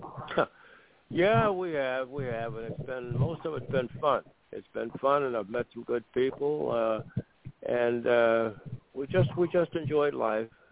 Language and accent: English; Warren, Ohio, United States; I was from Warren, Ohio